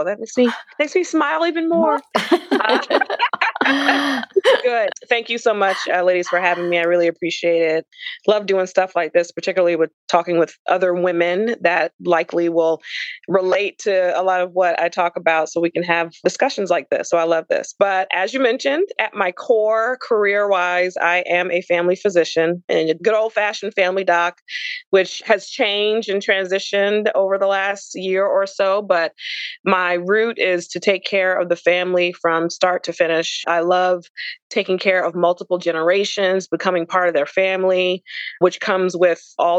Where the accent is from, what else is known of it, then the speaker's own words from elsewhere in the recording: South Carolina, United States; So I'm originally from South Carolina, but with my father's job, he worked for Federal Express as an executive. So every time he had a promotion or moved to a different department, we moved to a different Southern state.